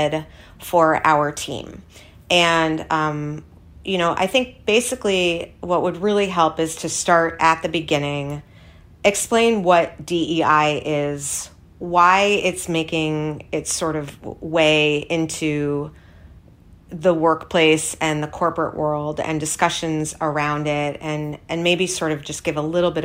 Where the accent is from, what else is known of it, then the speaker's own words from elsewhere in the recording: New York City, New York, United States; I grew up on the Upper East Side